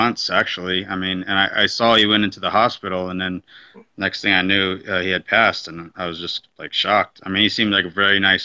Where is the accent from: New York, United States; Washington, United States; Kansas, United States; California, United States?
California, United States; Southern; I grew up in Southern California